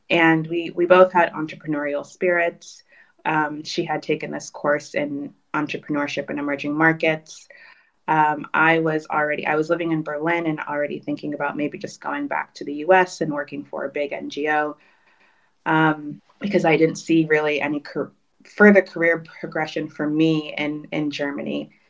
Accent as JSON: {"language": "English", "region": "Kinshasa", "country": "DR Congo", "tie": "born there", "said": "I was born in Kinshasa"}